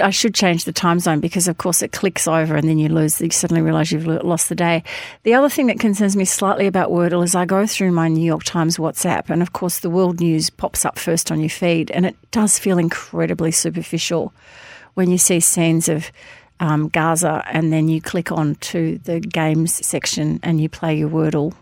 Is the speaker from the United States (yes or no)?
no; Hampton, Victoria, Australia; when I was a kid growing up in Hampton